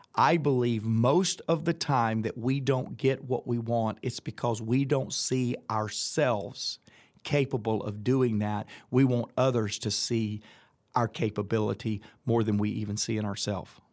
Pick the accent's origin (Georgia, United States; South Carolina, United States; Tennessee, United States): Georgia, United States; Atlanta; accent: Southern; I'm from Atlanta, Georgia